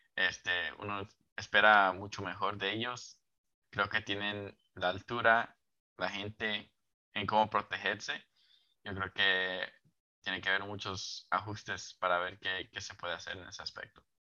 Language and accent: Spanish; Mexico; como mexicano